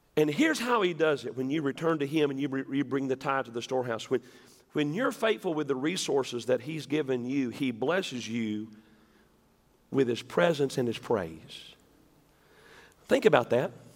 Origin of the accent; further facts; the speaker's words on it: West Tennessee, United States; I'm from West Tennessee